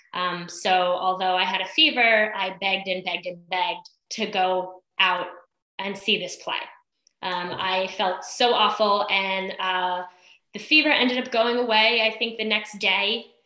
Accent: East Islip, New York, United States; moved away as an adult; also born or lived in Brentwood, New York; now in Cortlandt Manor, United States; originally grew up in East Islip

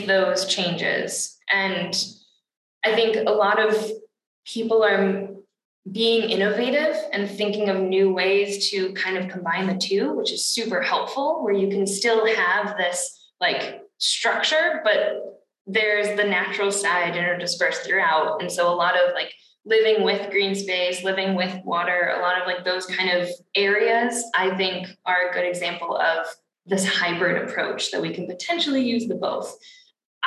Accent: Massachusetts, United States; I come from Massachusetts

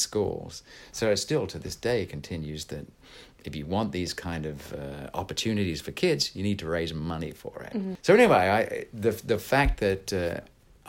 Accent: England, United Kingdom; also born or lived in San Jose, California; now in United States; an English person living here

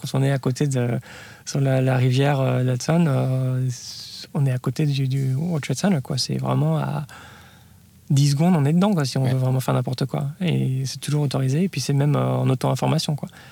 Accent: France; moved away as an adult; also born or lived in Lyon / Paris / Palo Alto / New York; now in United States; j'ai grandi en France euh, et je suis parti après mes études aux États-Unis

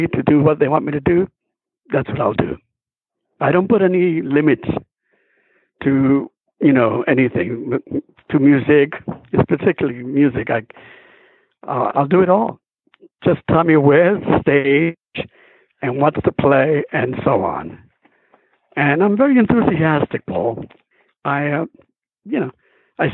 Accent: New York City, New York, United States; I came from Harlem, New York, which is basically was on 129th Street

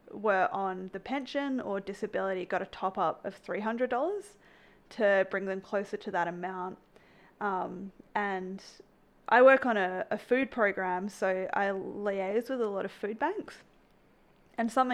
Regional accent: Australia; now in Canada; I grew up in Australia, so moving to Canada

